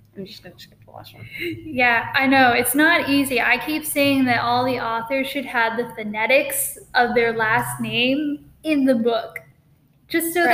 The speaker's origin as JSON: {"language": "English", "area": "Bristol", "region": "New Hampshire area", "country": "United States", "tie": "born or raised there", "said": "I actually grew up in this area"}